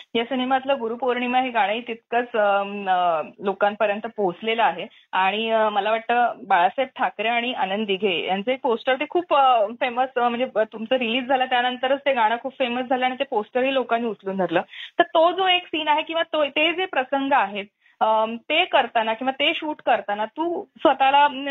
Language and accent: Marathi; Thane, Maharashtra, India; मी ठाणेकर आहे